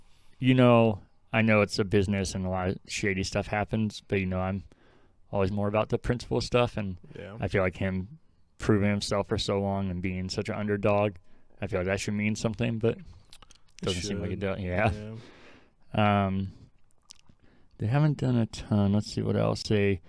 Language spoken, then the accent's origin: English; Colorado, United States; being a lifelong Denver fan and growing up in Colorado